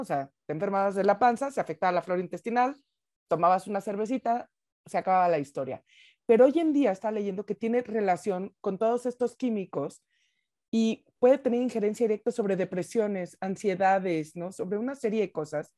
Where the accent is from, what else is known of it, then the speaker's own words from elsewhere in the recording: Mexico; como mexicana